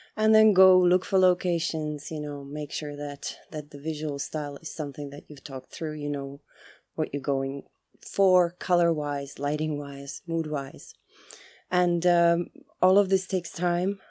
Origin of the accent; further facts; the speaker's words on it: Czechia; moved away; also born or lived in Chicago, United States / Prague, Czechia; I come from the Czech Republic